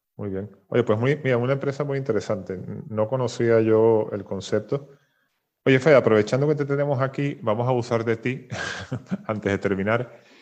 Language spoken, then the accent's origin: Spanish; Venezuela; moved away; yo, soy venezolano